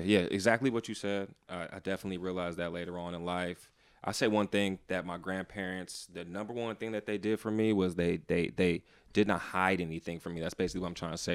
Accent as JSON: {"language": "English", "town": "San Francisco", "region": "California", "country": "United States", "tie": "born or raised there", "said": "born and raised in San Francisco"}